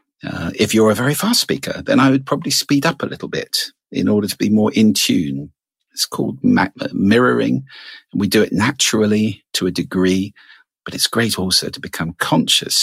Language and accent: English; United Kingdom; I'm British.